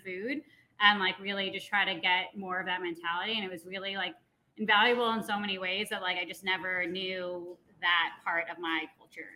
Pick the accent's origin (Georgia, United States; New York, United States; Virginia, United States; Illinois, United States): New York, United States; Long Island; now in Denver, United States; I grew up in New York on Long Island